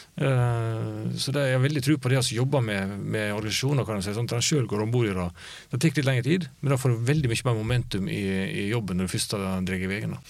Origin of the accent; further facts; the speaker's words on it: Luster, Vestland, Norway; moved away; Luster mm. der jeg kommer fra. En liten bygd på Vestlandet.